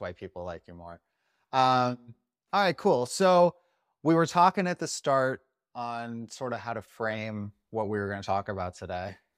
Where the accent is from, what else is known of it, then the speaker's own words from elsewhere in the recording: Las Vegas, Nevada, United States; I'm from Vegas